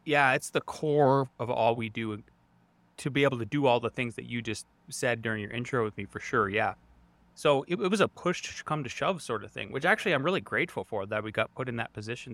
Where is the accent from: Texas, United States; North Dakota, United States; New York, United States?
North Dakota, United States; Northwest; moved away as an adult; also born or lived in Montana / Idaho; now in Colorado, United States; I grew up in Northwest North Dakota